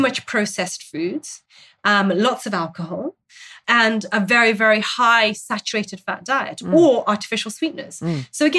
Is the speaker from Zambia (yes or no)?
yes; Zambia; in Zambia, I grew up in Zambia, and we have, again, a fermented milk that we naturally would have in our traditional diets